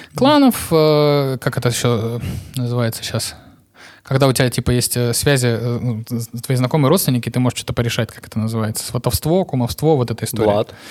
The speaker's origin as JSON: {"language": "Russian", "town": "Novocherkassk", "region": "Rostov Oblast", "country": "Russia", "said": "я из Новочеркасска"}